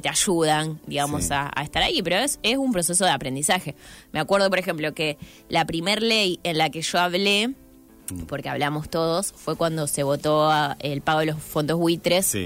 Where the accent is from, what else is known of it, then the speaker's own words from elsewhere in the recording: Santa Fe, Argentina; moved away as an adult; now in Rosario, Argentina; Nunca dejo de, ser un poco santafesina, porque, bueno, viví muchos años ahí.